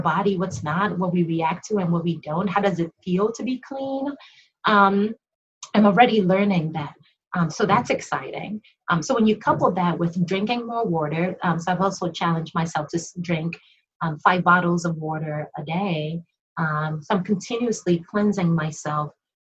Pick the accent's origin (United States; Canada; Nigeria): Nigeria; being Nigerian